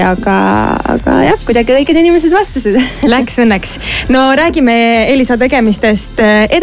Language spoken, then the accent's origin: Estonian; Estonia; tere, mina olen äh, Eestist, ma laulan